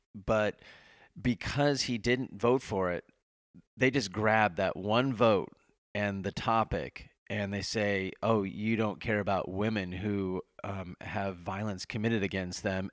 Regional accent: Nebraska, United States; I grew up in Nebraska

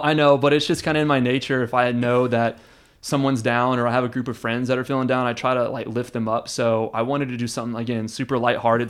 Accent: Houston, Texas, United States; now in Austin, United States; I was born and raised in Houston

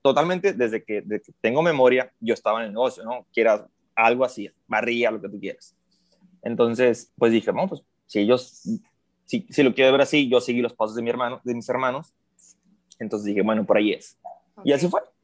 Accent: Mexicali, Baja California, Mexico; radico en Mexicali, Baja California, al de aquí mismo soy

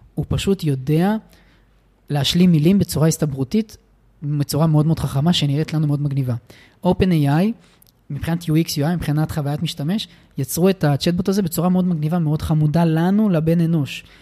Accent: Israel; נולדתי בן אדם פריבילג, מהמם. ובמדינת ישראל

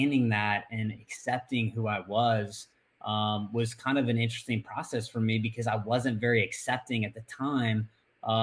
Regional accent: Northwest Florida, United States; I grew up in Northwest Florida, so same place that I still am today

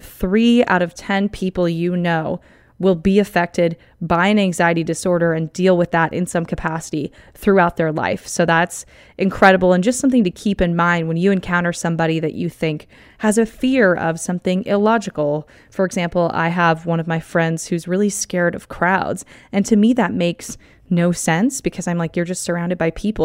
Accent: Southern California, United States; I'm from California, SoCal to be exact

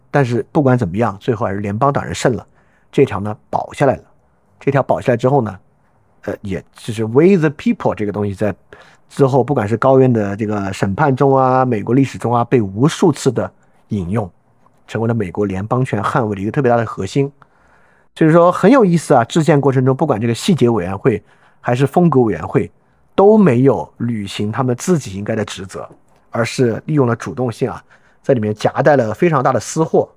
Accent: China; 我们中国人都知道

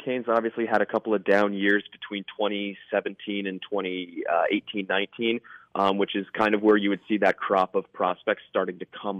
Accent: New York, United States; As a New Yorker myself

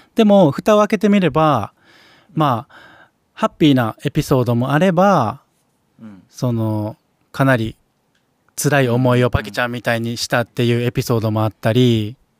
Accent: Kansai, Japan; 僕関西人ですけども

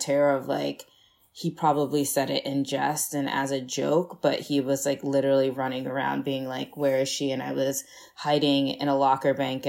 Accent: Annapolis, Maryland, United States; also born or lived in Kaduna, Nigeria / Miami, Florida; I grew up in Maryland, Annapolis, Maryland specifically

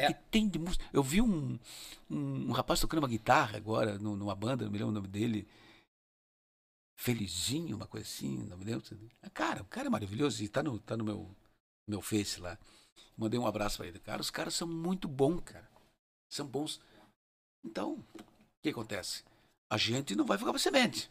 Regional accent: Rio Grande do Sul, Brazil; moved away as an adult; now in Curitiba, Brazil; Eu sou gaúcho, não vou jamais perder a raiz.

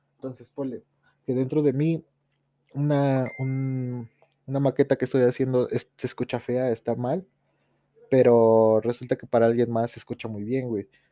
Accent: Tepoztlán, Morelos, Mexico; saludos desde este pinche pueblo llamado Tepoztlán

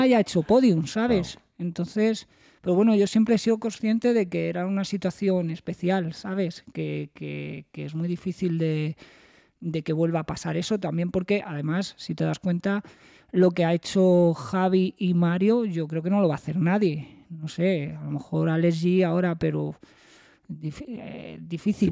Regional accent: Spain; somos los españoles

